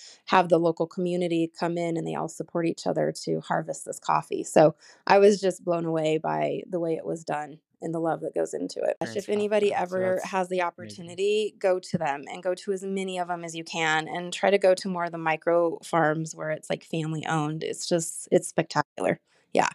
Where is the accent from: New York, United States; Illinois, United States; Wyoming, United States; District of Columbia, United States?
Wyoming, United States; I was born and raised in Wyoming. I did leave to go to college.